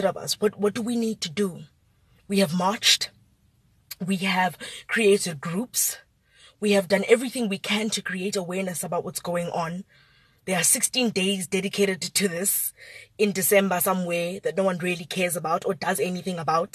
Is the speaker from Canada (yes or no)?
no; South Africa; as a South African